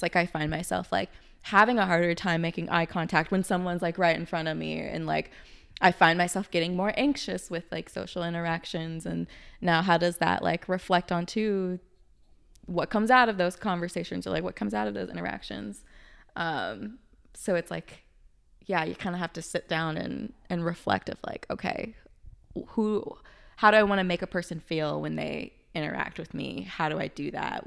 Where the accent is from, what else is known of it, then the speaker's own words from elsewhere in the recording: the South, United States; moved away; I grew up in the South